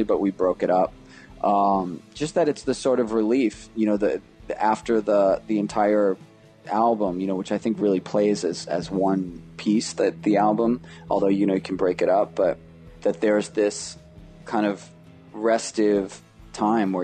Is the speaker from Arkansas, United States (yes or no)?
no; New York City, New York, United States; moved away as an adult; now in Canada; I grew up in Rockaway Beach